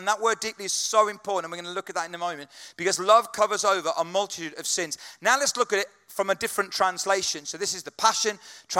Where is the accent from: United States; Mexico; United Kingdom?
United Kingdom; British people, we